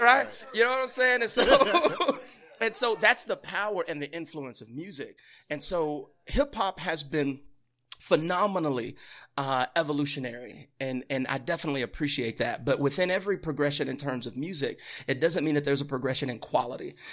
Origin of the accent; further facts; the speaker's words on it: Louisiana, United States; moved away as an adult; also born or lived in Midwest; I'm from the deep south, born and raised Louisiana